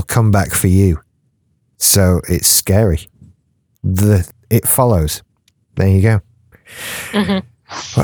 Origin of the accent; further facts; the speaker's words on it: United Kingdom; I'm British